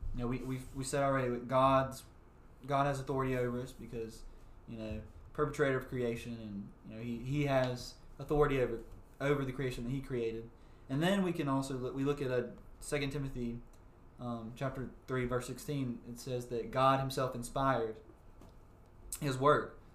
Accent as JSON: {"language": "English", "region": "South Mississippi", "country": "United States", "said": "we are from South Mississippi"}